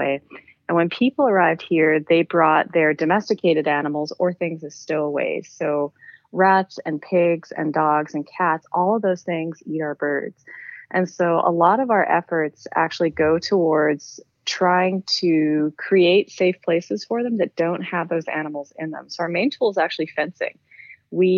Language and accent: English; Canada; moved away as an adult; also born or lived in British Columbia, Canada; now in Hawaii, United States; I was coming from Canada, so this is not my home state or home country